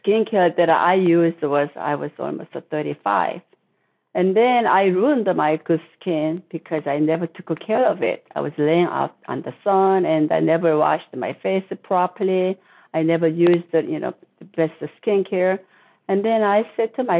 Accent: South Korea; moved away as an adult; now in United States; I was born in Korea. I was living in Korea until I was 21. And then I came to the U.S. to go to college

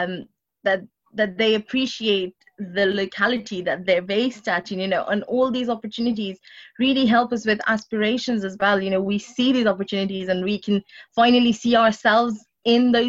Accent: London, United Kingdom; I grew up in Walden Forest

